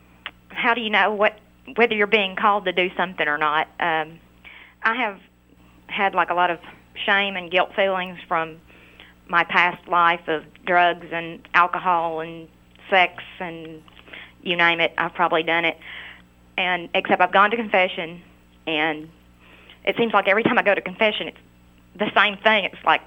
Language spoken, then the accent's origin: English; Arkansas, United States; I'm from Arkansas